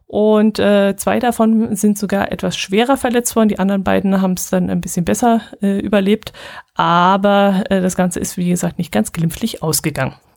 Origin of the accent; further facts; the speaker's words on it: Allgäu, Germany; hier unten